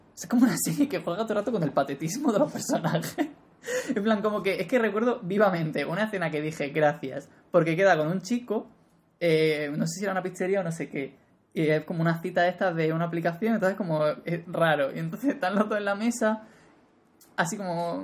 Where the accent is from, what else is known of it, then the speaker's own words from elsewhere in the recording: Spain; como español